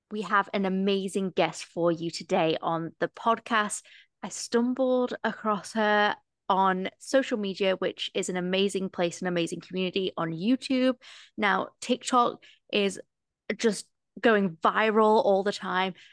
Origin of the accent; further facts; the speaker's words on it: near Nottingham, East Midlands, United Kingdom; I'm from just outside of Nottingham